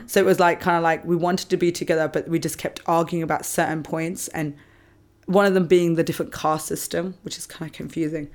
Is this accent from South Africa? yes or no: no; England, United Kingdom; moved away as an adult; now in Australia; growing up in England, we do, a lot of schools are Church of England